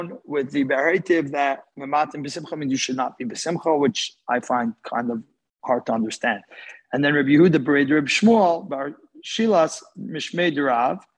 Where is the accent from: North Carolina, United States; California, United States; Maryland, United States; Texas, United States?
Texas, United States; Houston; I'm from Houston, Texas.